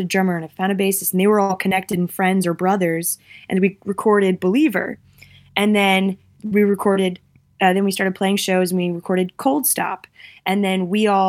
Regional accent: United States; moved away; also born or lived in Massachusetts / New York; I'm from Massachusetts and New York

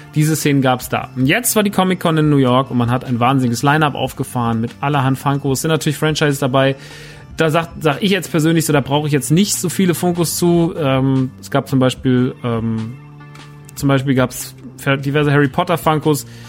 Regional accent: Germany; bei uns in Deutschland

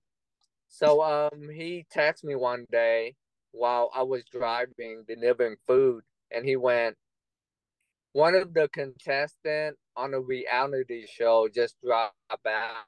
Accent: Austin, Texas, United States; my hometown in Austin, Texas

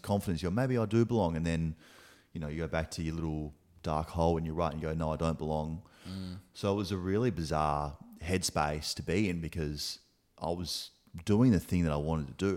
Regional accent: Adelaide, South Australia, Australia; moved away as an adult; also born or lived in Gold Coast / Melbourne; born and raised in Adelaide, uh, in Teachery Gully

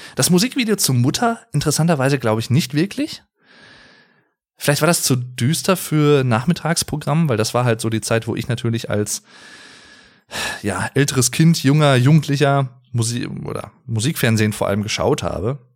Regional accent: Sauerland, North Rhine-Westphalia, Germany; Ich komme aus dem Sauerland, sehr, sehr schöne Gegend übrigens

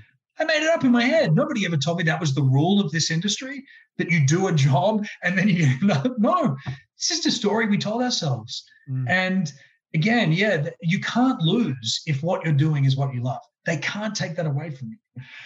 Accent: Brisbane, Queensland, Australia; as a kid growing up in Brisbane

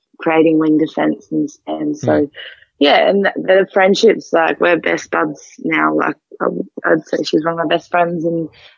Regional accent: Port Pirie, South Australia, Australia; moved away as an adult; now in Adelaide, Australia; I grew up in Port Pirie, which is about 2.5 hours north of Adelaide.

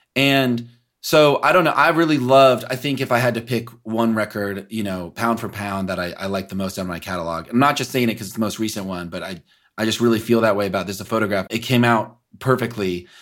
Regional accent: Kansas City, Missouri, United States; also born or lived in Los Angeles; I'm from Kansas City from the Midwest

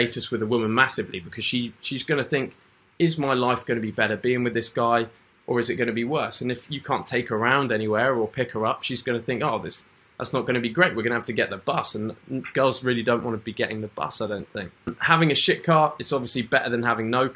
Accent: England, United Kingdom; Being in the UK for me, I'm just a normal guy, I'm an English guy in the UK

